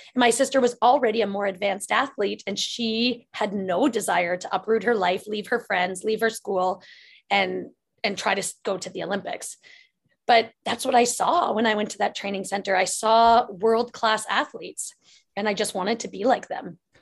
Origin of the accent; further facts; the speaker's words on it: Lively, Ontario, Canada; when I was growing up in my hometown called Lively, Ontario